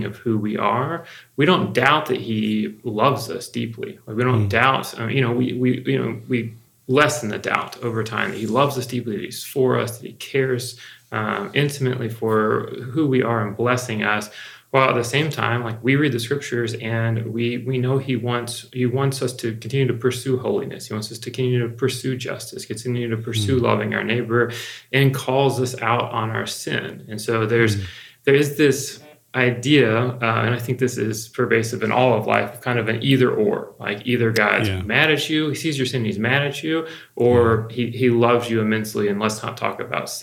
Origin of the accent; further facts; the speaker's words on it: the South, United States; a white male that grew up in the South